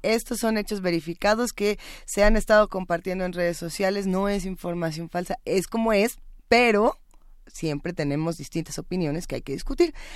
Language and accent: Spanish; Mexico; en nuestro país